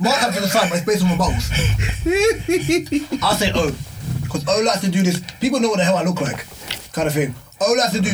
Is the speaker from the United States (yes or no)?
no; London, United Kingdom; So grew up in South.